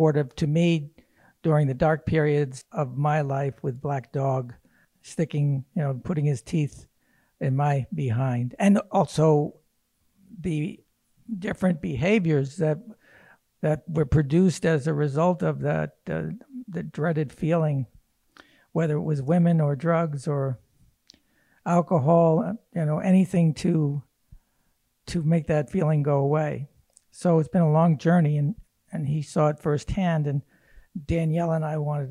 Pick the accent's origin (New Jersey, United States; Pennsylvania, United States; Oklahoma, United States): New Jersey, United States; Hoboken; I'm from Hoboken